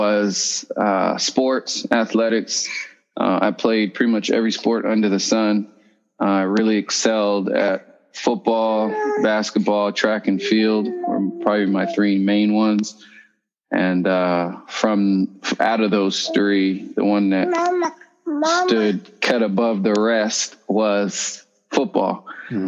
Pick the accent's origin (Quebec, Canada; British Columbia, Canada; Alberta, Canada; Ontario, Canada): Ontario, Canada; Windsor; I was born and raised in Windsor, Ontario, Canada